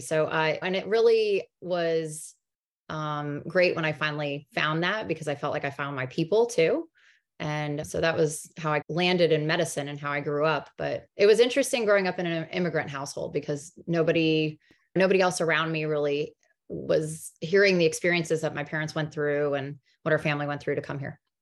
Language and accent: English; New Jersey, United States; also born or lived in North Carolina; I was born in North Carolina. We moved up to New Jersey when I was five, so I did all of my, like, elementary through high school in New Jersey